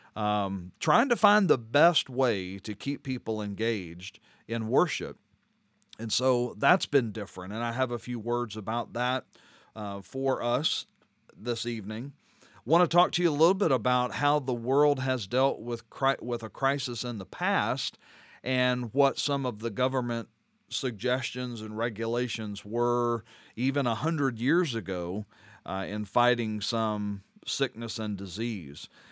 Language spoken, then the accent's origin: English; Louisiana, United States; moved away; I'm from Louisiana